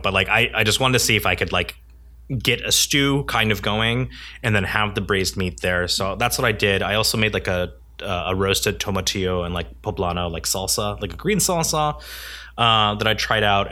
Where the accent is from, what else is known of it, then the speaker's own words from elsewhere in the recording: United States; I'm Korean American